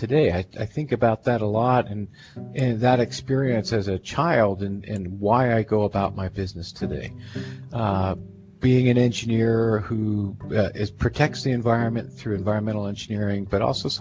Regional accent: eastern Pennsylvania, United States; I grew up in Pennsylvania, eastern Pennsylvania

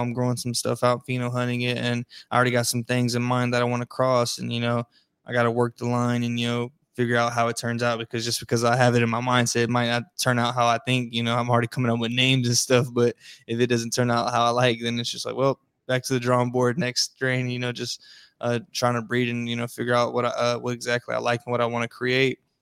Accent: Florida, United States; now in East Coast, United States; I'm originally from Florida.

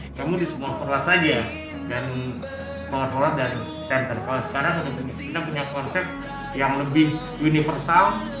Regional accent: Jakarta, Indonesia; moved away as an adult; now in Makassar, Indonesia; Saya lahir di Jakarta dua- empat puluh satu tahun yang lalu

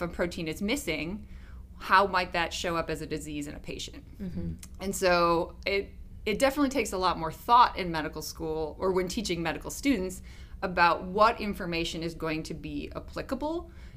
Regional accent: Wisconsin, United States; moved away as an adult; also born or lived in Pennsylvania; I'm originally from Wisconsin

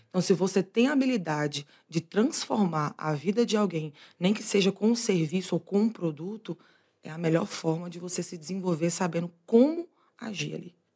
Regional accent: Bahia, Brazil; accent: carregado (Bahian); moved away; da Bahia para o mundo. Acho que esse sotaque carregado aqui dá para dizer de onde eu vim

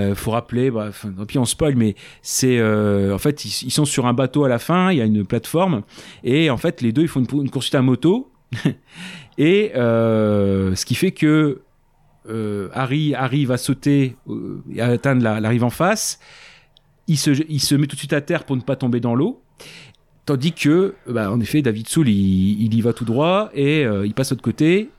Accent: France; comme on est français

